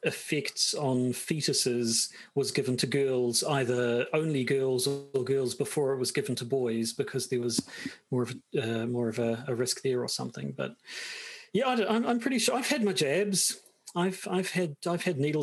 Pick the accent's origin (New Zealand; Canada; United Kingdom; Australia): New Zealand; accent: New Zealand; just how New Zealand-y my accent is